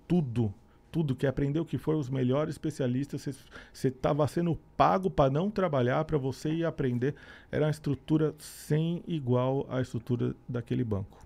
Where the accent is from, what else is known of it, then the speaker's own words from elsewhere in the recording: São Bernardo do Campo, São Paulo, Brazil; moved away as an adult; also born or lived in Santo André / São Caetano do Sul; Eu sou do ABC Paulista, na, nasci na cidade chamada São Bernardo